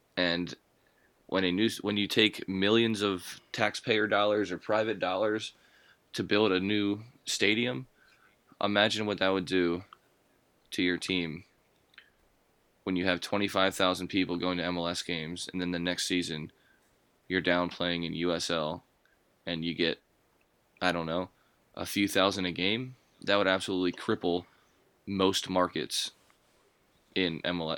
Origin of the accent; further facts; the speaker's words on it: United States; we're American